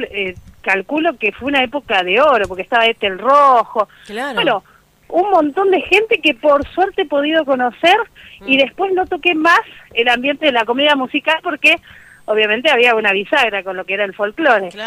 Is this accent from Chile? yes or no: no; Argentina; calculo que, que como argentinos esto de la solidaridad entre nosotros y demás queda como un mal recuerdo esto.